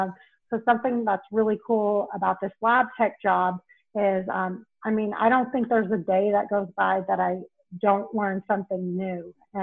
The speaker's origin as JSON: {"language": "English", "town": "Knoxville", "region": "Tennessee", "country": "United States", "tie": "born or raised there", "also_born_or_lived": "Cleveland, Ohio / Boise, Idaho", "said": "So I was born in Cleveland, Ohio, but I was only there until about 4 years old. Then I moved to Boise, Idaho, but I was only there for a couple of years. Then I moved to Knoxville, Tennessee, and I was there until high school."}